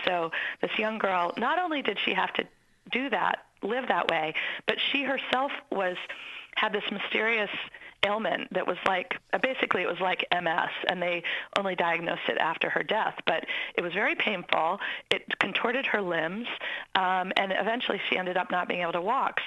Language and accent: English; Maine, United States; I grew up in Maine